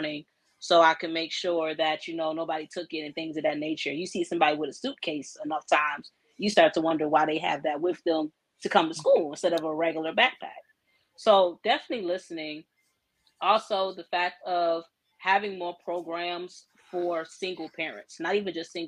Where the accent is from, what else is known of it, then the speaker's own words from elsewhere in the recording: Newport News, Virginia, United States; I'm a native of Hampton Roads, Virginia, born and raised in Newport News